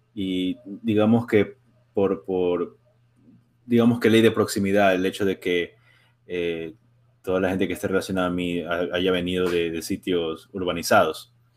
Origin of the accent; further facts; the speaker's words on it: Ecuador; now in Springfield, United States; yo soy de Ecuador